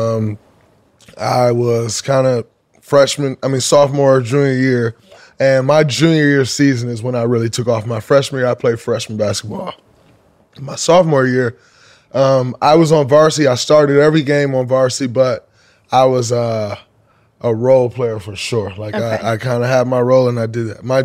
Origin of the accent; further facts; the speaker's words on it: Saginaw, Michigan, United States; growing up, like as a young kid, like fifth and sixth grade, seventh grade, we're coming from Saginaw, a small city